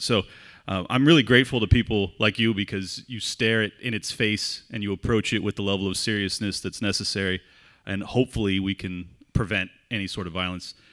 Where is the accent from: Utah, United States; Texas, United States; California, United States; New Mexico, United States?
California, United States; San Diego; moved away as an adult; now in Florida, United States; I was born and raised in San Diego, California. Uh, spent first thirty-seven years of my life there